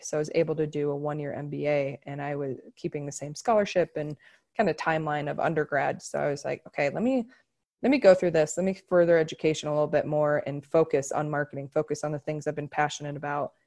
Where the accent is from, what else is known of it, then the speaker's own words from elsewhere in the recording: Omaha, Nebraska, United States; moved away as an adult; also born or lived in Denver; I'm from Omaha, Nebraska, and volleyball's really big there, and I had a really, really good club team